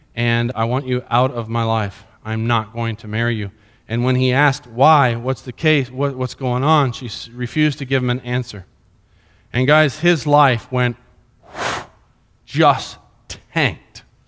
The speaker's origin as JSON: {"language": "English", "country": "Colombia", "tie": "born or raised there", "moved": "yes", "said": "When I grew up in Columbia, Columbia"}